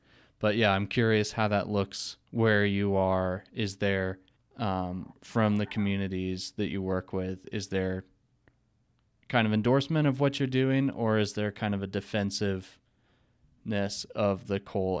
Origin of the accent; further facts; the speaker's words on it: Eureka, Montana, United States; now in Salt Lake City, United States; And I'm specifically from Eureka, Montana, which is a small town in the northwest corner. But from my experience growing up in a a community that was traditionally supported by logging